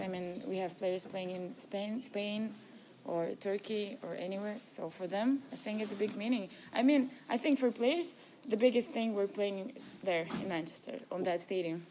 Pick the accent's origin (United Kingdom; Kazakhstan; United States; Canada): Kazakhstan; Astana; I'm from here, from Astana.